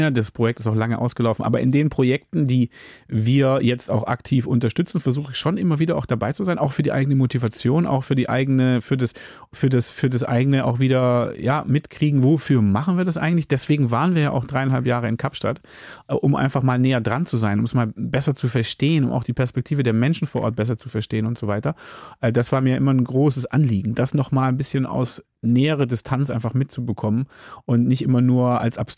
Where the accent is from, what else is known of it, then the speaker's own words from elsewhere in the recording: Hamburg, Germany; gerade als Hamburger ist es auch eine relevante Frage, willst du es annehmen oder nicht?